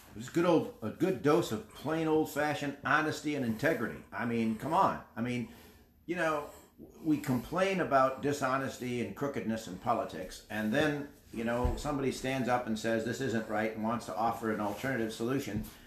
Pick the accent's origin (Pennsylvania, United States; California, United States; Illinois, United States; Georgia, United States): Illinois, United States; St. Charles; I'm from St. Charles, Illinois